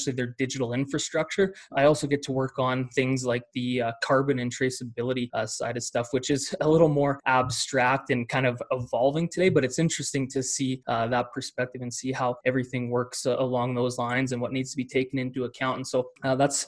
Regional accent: small town Saskatchewan, Canada; now in Calgary, Canada; So I'm Canadian. I am based in Calgary, Alberta today, but grew up in small town Saskatchewan, Canada

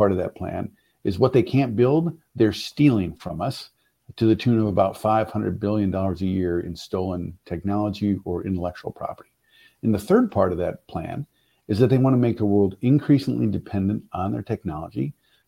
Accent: Michigan, United States; now in Columbus, United States; I grew up in Michigan

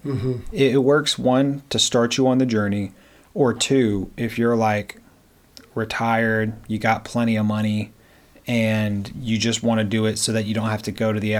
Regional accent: the South, United States; growing up in the South

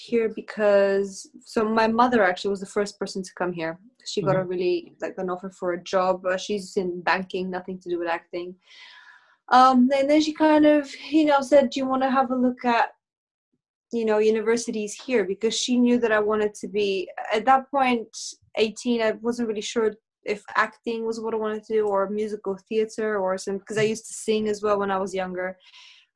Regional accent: Bulgaria; now in United Kingdom; I was born in Bulgaria

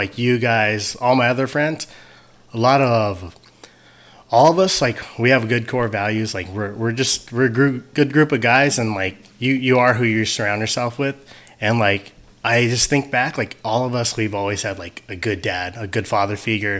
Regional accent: United States; Hell yeah, man. Being American and having a good dad.

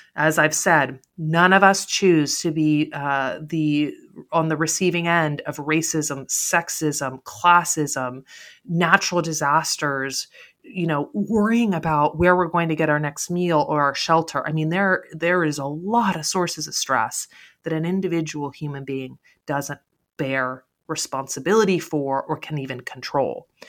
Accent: United States; the sense of security that we have here in the United States

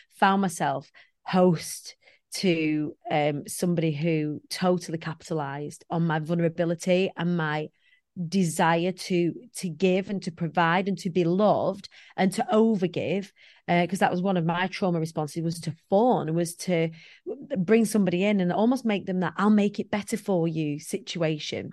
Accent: Preston, North West England, United Kingdom; I come from the Council of States of Preston

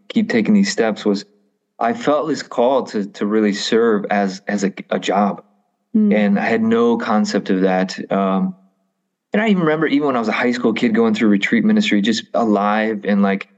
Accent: the Midwest, Illinois, United States; I grew up in a wonderful home. I am a product of Catholic education and, being a Catholic is very much an identity thing here in the Midwest

